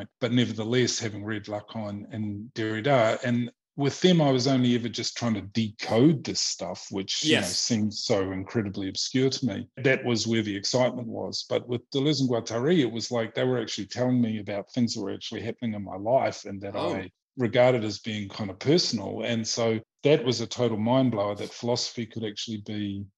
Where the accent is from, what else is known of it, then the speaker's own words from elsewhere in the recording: New Zealand; moved away as an adult; also born or lived in Australia; now in Vienna, Austria; I come from New Zealand, which is like, at least when I grew up in the 80s and the early 90s, it was like, there was nothing there